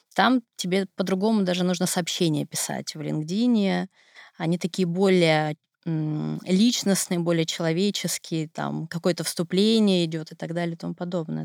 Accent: Siberia, Russia; Я сибирячка

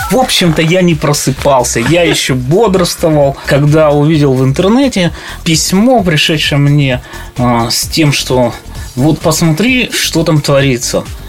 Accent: Cherepovets, Vologda Oblast, Russia; born or raised there; also born or lived in Kharkiv, Ukraine

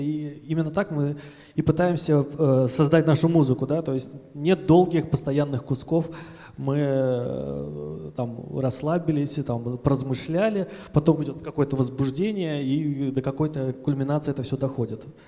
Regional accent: Saint Petersburg, Russia; мы из Петербурга вообще

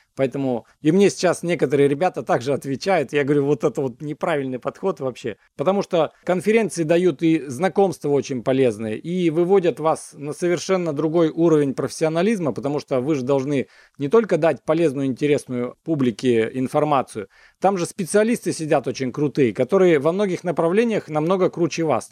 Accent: Siberia, Russia; also born or lived in United States; now in Omsk, Russia; когда я из Америки вернулся в э, Сибирь

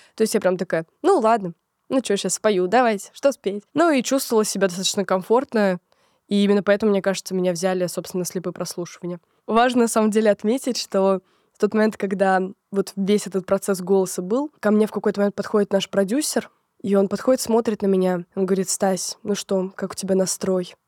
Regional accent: Lobnya, Moscow Oblast, Russia; начались э, метания с Лобни, с Подмосковья, город, в котором я родилась, в Москву

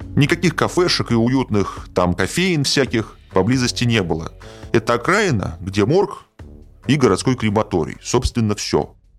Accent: Saint Petersburg, Russia; В Петербурге, откуда я родом, принято говорить шаверма

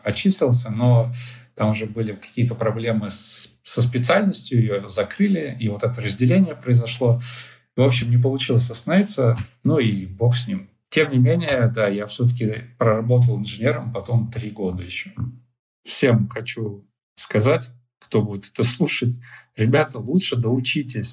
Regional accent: Chelyabinsk Oblast, Russia; moved away as an adult; also born or lived in Ufa; я сам из Челябинской области, и у нас из нашего города все ребята едут учиться либо в Челябинск, либо в Уфу.

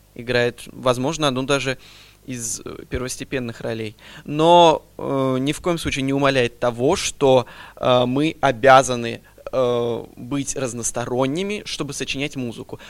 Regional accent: Astrakhan, Astrakhan Oblast, Russia; moved away as an adult; now in Kazan, Russia; Родился в Астрахани, закончил музыкальную школу имени

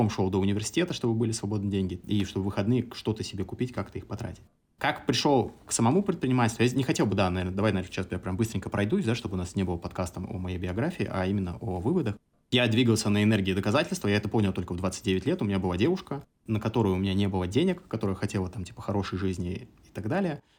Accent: Samara Oblast, Russia; moved away; also born or lived in Kazakhstan / Moscow; Я родился э, в Казахстане. Я третий ребенок в семье, самый младший. И когда мне было пять, мои родители переехали в Самарскую область, 40 километров от Самары город.

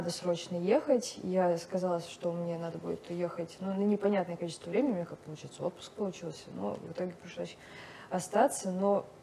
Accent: Ufa, Bashkortostan, Russia; А я же на тот момент, я приехала из Уфы, и как бы я видела вот эти кабинетики

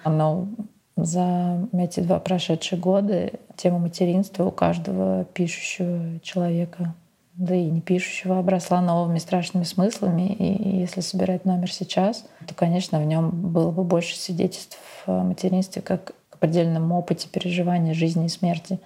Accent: Moscow, Russia; moved away as an adult; now in Venice, Italy; Москвой, моим родным городом

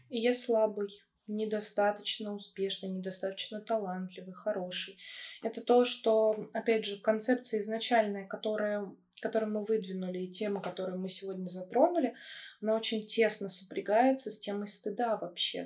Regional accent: Smolensk Oblast, Russia; now in Moscow, Russia; Мое детство прошло в Смоленской области, в очень маленьком городке с населением 40 тысяч человек

